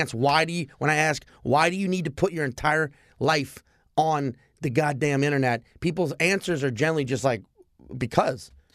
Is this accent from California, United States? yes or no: no; New Orleans, Louisiana, United States; now in New York, United States; I'm also from New Orleans